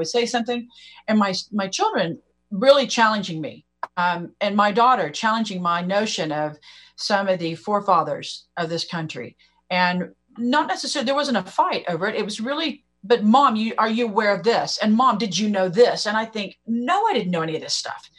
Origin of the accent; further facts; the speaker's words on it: Oklahoma, United States; I'm from Oklahoma